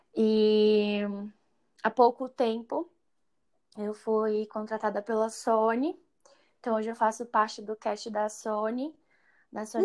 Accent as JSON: {"language": "Portuguese", "town": "Imperatriz", "region": "Maranhão", "country": "Brazil", "tie": "born or raised there", "said": "Sempre cantei na igreja, é, na igreja lá em Imperatriz. Eu cresci no Maranhão, né? Fui para lá com seis anos de idade"}